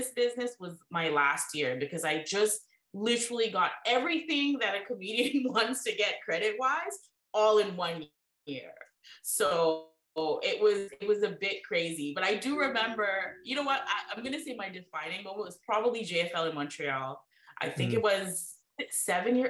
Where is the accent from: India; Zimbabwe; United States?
India; also born or lived in Brampton, Canada; now in Canada; growing up in India and coming here to Canada